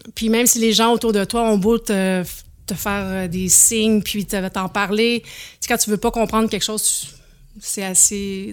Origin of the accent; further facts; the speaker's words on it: Saint-Marc-sur-Richelieu, Quebec, Canada; moved away; also born or lived in Charlevoix; j'ai grandi sur la rive de Montréal, à Saint-Marc-sur-le-Richelieu